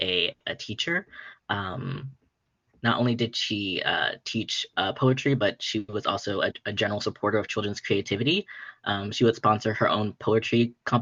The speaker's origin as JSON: {"language": "English", "town": "Chicago", "region": "Illinois", "country": "United States", "tie": "born or raised there", "said": "I'm also from the South Side of Chicago"}